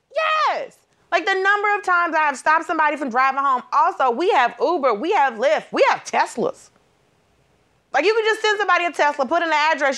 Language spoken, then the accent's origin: English; Georgia, United States; I grew up in Georgia. Everybody is a pastor.